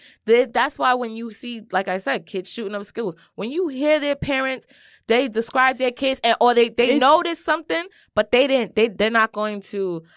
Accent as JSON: {"language": "English", "town": "Brooklyn", "region": "New York", "country": "United States", "said": "I was not raised in the hood. I'm from Brooklyn, but a nice part."}